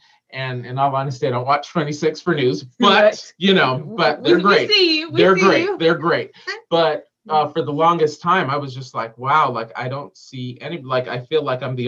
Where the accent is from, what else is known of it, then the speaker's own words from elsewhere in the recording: Southern California, United States; moved away as an adult; also born or lived in New York; now in Green Bay, United States; because we don't have that in SoCal.